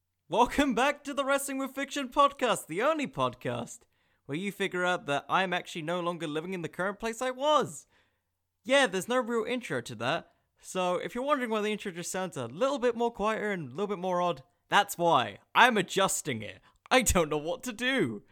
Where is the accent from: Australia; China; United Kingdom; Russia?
United Kingdom; England; I'm from England, you idiot!